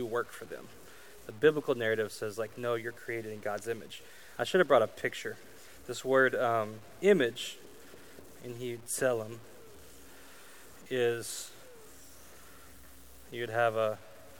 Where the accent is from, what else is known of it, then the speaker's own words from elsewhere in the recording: Arkansas, United States; also born or lived in Kansas City / Colorado / Idaho; now in Louisiana, United States; I grew up in Arkansas. I moved to Kansas City and Colorado and Idaho and back to Kansas City and then here in Louisiana